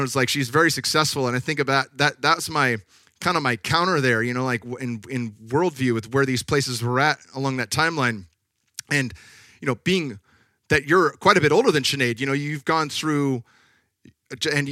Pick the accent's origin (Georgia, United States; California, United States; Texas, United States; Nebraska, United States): California, United States; Northern; I was born in 1982 in Northern California